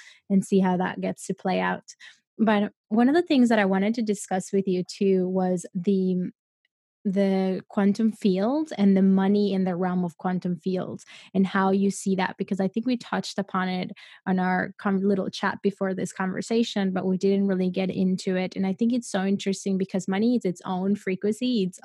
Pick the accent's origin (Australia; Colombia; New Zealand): Colombia; I come from Colombia. I come from a place, from a third world country